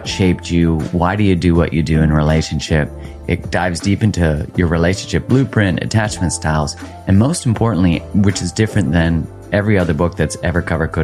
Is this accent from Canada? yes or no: yes; Canada; I'm from Canada